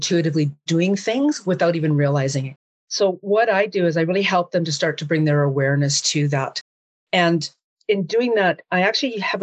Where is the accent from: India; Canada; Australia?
Canada; Jasper, Alberta; also born or lived in Hinton, Alberta; I was literally born and raised in Jasper National Park, Alberta, Canada